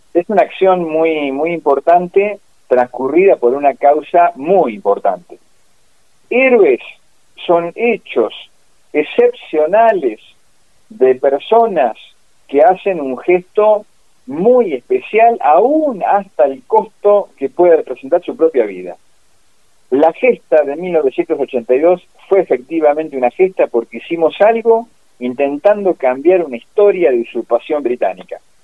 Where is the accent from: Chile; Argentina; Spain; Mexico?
Argentina; Pigüé, Buenos Aires Province; also born or lived in Bahía Blanca; yo me crié, como te dije, cerca de Bahía Blanca, de Pigüe, lo mismo, una zona agrícola ganadera.